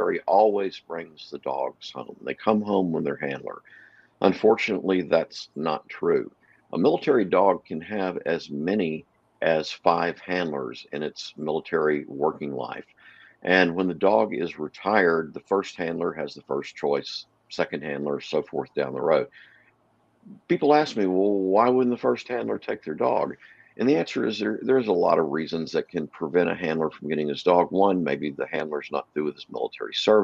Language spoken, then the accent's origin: English; Texarkana, Texas, United States; moved away as an adult; also born or lived in Dallas, Texas / Tyler, Texas; now in West Coast, United States; I grew up in Texarkana, Texas, lived in Dallas, then lived in Tyler for a while